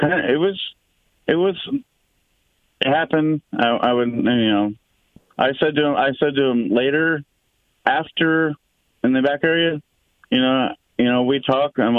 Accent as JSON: {"language": "English", "region": "Northern California", "country": "United States", "tie": "born or raised there", "said": "I was from Northern California"}